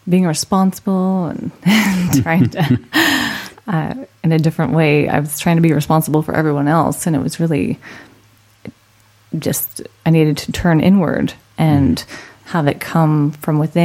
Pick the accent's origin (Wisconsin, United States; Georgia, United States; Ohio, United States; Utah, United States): Utah, United States; Orem; also born or lived in Idaho Falls, Idaho; now in Orange County, California, United States; I grew up in Utah.